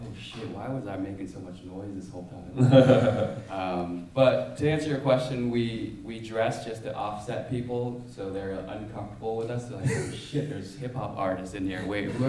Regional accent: Portland, Oregon, United States; growing up in Portland

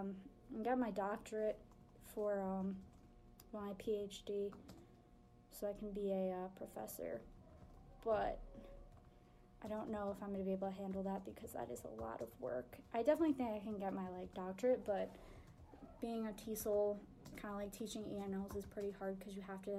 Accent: Long Island, New York, United States; moved away as an adult; now in Oswego, United States; I grew up in Long Island, so it's a very suburban, and I didn't really like that.

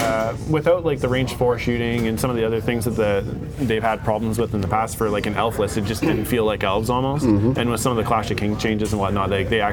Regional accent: Canada; We're Canadian.

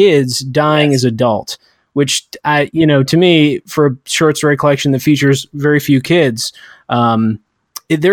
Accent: United States; we're all American

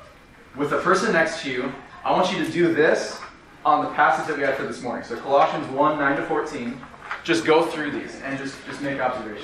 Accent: Minnesota, United States; I'm from Minnesota and the land of the Swedes.

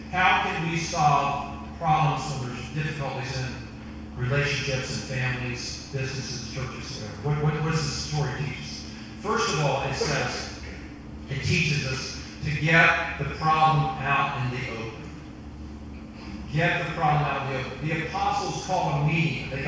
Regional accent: Western Sussex County, Eastern Shore, Delaware, United States; I'm from the Eastern Shore. I'm from Western Sussex County.

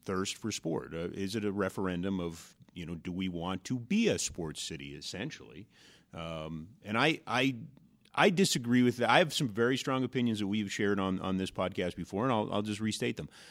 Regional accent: Edmonton, Alberta, Canada; now in Calgary, Canada; back in the early eighties when I was growing up in Edmonton

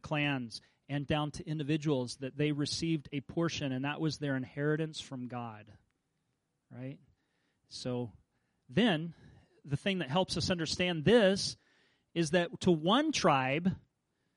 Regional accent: Kansas, United States; I grew up in Kansas

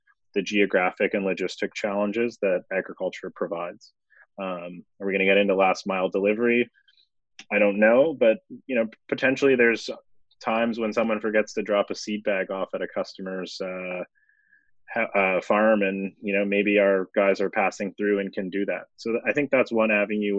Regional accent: Toronto, Ontario, Canada; I grew up in Toronto.

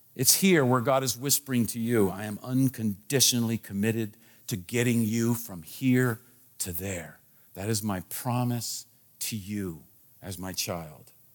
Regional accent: Washington, District of Columbia, United States; I was born in Washington, D C. So I am a Washington, D C.

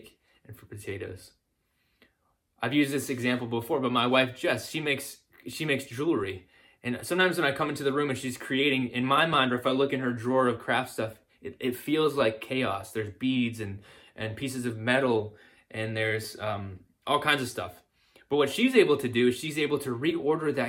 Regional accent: the South, United States; me growing up in the South

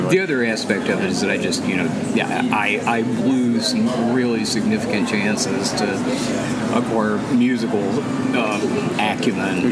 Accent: United States; I'm like an American.

